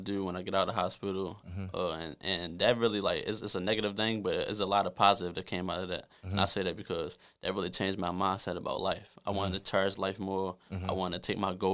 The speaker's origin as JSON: {"language": "English", "town": "Baltimore", "region": "Maryland", "country": "United States", "said": "I'm from West Baltimore"}